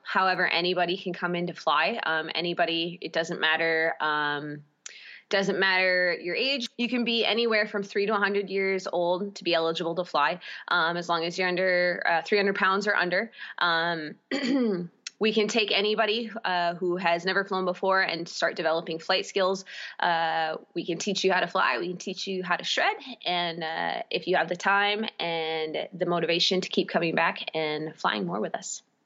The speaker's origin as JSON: {"language": "English", "town": "Baldwin", "region": "Wisconsin", "country": "United States", "tie": "born or raised there", "also_born_or_lived": "St. Paul, Minnesota", "said": "I grew up in Baldwin, Wisconsin."}